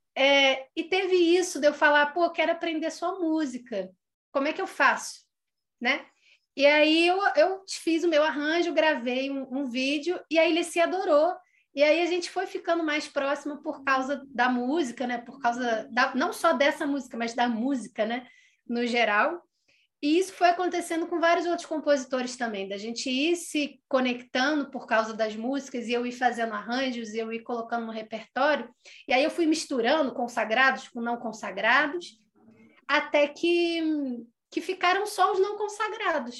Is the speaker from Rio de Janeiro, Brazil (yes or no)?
yes; Nova Friburgo, Rio de Janeiro, Brazil; Eu sou de Nova Friburgo, que é onde eu estou agora